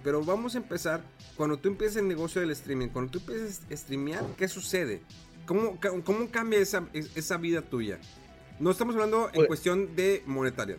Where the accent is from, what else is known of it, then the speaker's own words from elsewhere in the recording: Mexico; Y somos aquí de México, somos de lugares pequeños